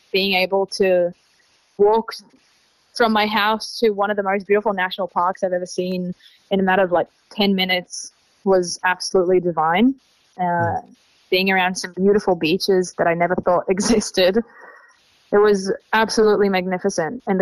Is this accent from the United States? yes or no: no; Tel Aviv, Tel Aviv District, Israel; English is a second language; moved away as an adult; now in Australia; I'm originally from Tel Aviv. I'm 26 years old, and I've been uh, living and traveling in Australia since um, October 2022.